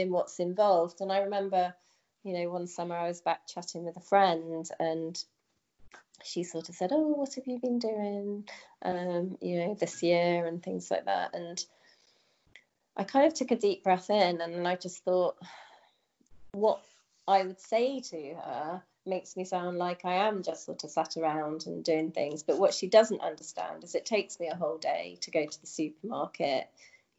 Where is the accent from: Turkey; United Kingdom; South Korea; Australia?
United Kingdom; moved away as an adult; also born or lived in Singapore / China; when I come back to the UK